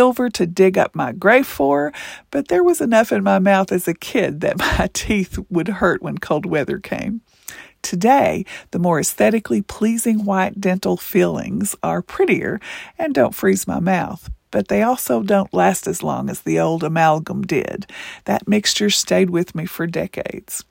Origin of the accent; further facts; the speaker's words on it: Kentucky, United States; Being Appalachian, from Kentucky, naturally blonde, at least I used to be, a woman, and yes, growing up with limited financial resources